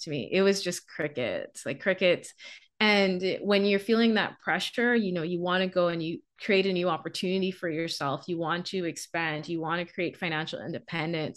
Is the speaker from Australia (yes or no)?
no; Bahamas; moved away as an adult; now in Canada; I'm from the Bahamas.